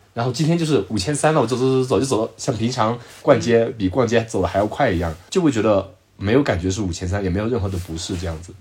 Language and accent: Chinese; Zhejiang, China; 我浙江的